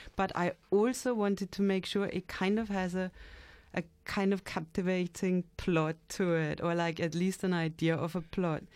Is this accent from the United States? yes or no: no; London, United Kingdom; being a Londoner.